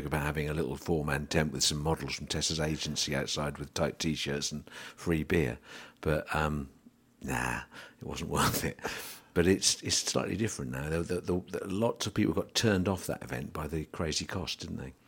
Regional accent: England, United Kingdom; being an Englishman

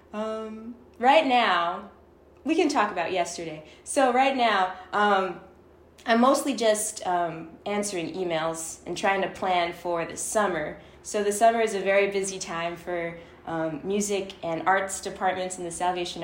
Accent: Toronto, Ontario, Canada; moved away as an adult; also born or lived in Michigan; I was brought up in it, so I'm originally from Toronto

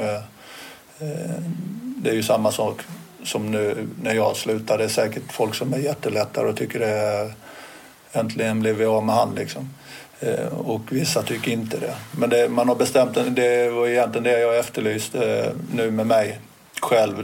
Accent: Småland, Sweden; moved away; also born or lived in Helsingborg; jag är inte från Helsingborg från början, men, utan smålänning

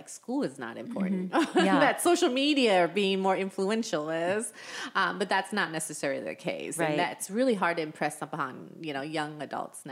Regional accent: Taiwan; moved away; I'm from Taiwan

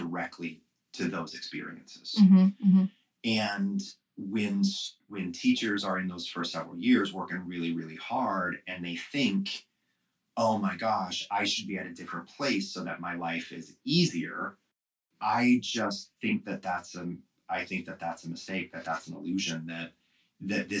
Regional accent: Midwest, United States; I'm from the Midwest.

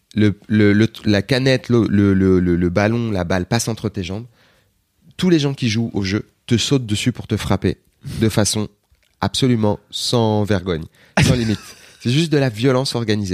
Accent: Aubervilliers, Île-de-France, France; mon enfance à Aubervilliers.

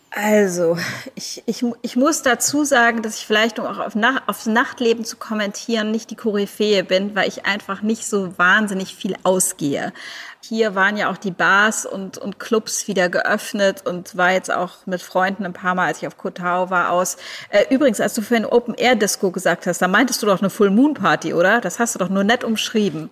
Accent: Germany; moved away; als Deutsche

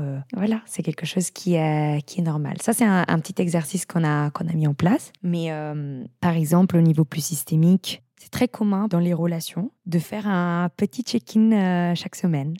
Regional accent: Italy; moved away; also born or lived in Netherlands; je suis italienne

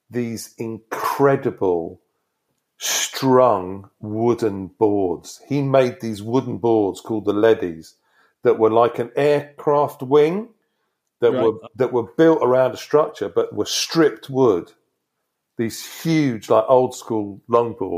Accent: Devon, South West England, United Kingdom; moved away as an adult; also born or lived in Exeter / California; now in Brighton, United Kingdom; I grew up in Devon.

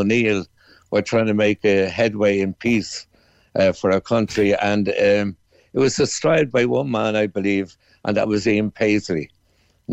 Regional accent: Ireland; We're Irish ballad singers.

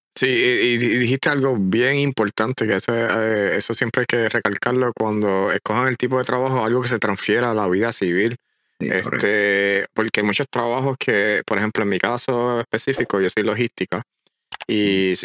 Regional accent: Puerto Rico; moved away as an adult; Llevaba 27, 28 años de mi vida completa en una, encajona una isla

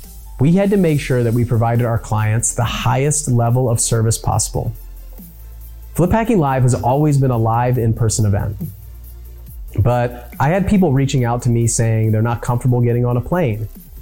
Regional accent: San Diego, California, United States; born there; I could see the place that I was born in San Diego, where my dad was stationed on submarines.

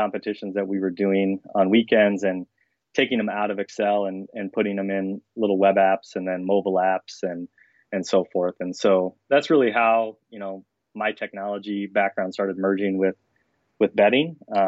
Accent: Denison, Iowa, United States; born there; I guess I was born in Denison, Iowa, 7 pounds.

